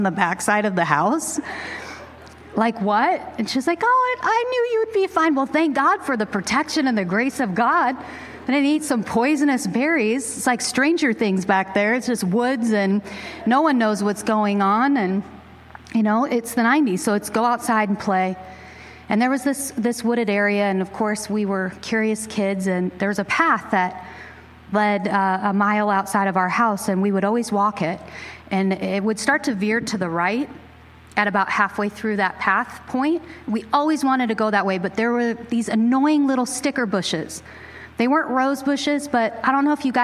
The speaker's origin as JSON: {"language": "English", "region": "Pacific Northwest", "country": "United States", "tie": "born or raised there", "said": "growing up in the Great Northwest, I grew up in the 90s"}